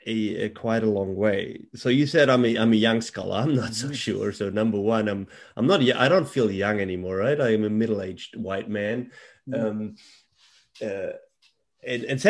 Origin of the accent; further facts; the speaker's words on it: Germany; moved away; I was born and raised in Germany.